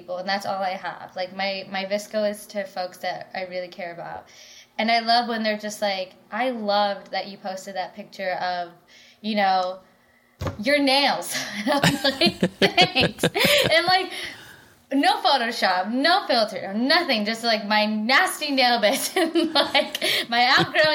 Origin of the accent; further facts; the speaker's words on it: Michigan, United States; now in San Francisco, United States; I'm from Michigan. I'm a Michigander